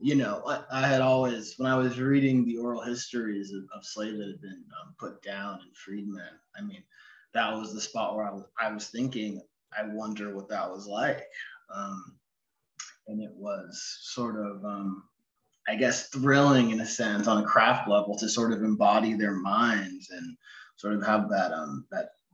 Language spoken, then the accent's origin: English; Ashland, Oregon, United States; moved away as an adult; also born or lived in Eugene, Oregon / San Francisco / Austin, Texas; I was born in Eugene, actually. I only was there for a few years, though, and then grew up in Ashland, Oregon